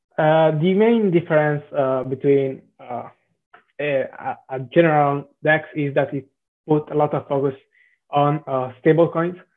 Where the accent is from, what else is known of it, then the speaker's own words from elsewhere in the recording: Southern Italy, Italy; accent: Italian; English is a second language; now in Milan, Italy; I'm uh, Italian, uh, as mm-hmm. probably the accent uh, may transpire.